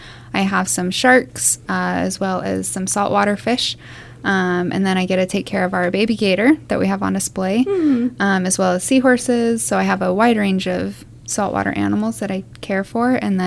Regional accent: Salt Lake City, Utah, United States; moved away as an adult; I'm from Utah. Nice. Yep. Salt Lake City.

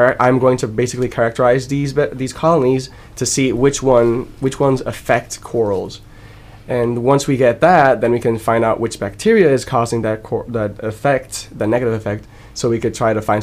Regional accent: Puerto Rico; I come from Puerto Rico, and I study at the University of Puerto Rico and Mayagüez.

